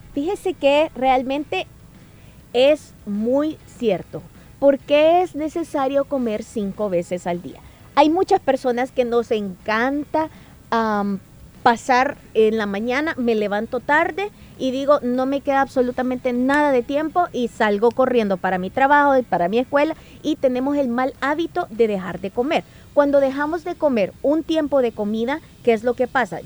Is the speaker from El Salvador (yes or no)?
yes; El Salvador; como salvadoreño